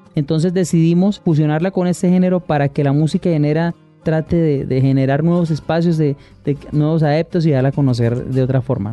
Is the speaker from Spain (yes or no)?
no; Los Llanos, Colombia; como artista llanero